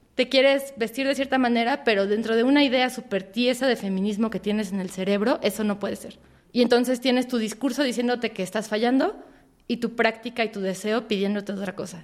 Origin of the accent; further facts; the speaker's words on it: Mexico; crecimos en México